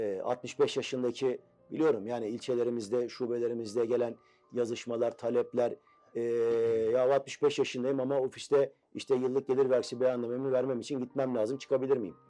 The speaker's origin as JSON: {"language": "Turkish", "region": "Istanbul", "country": "Turkey", "tie": "born or raised there", "also_born_or_lived": "Malatya", "said": "Üsküdar doğumluyum. Aslen Malatyalıyım."}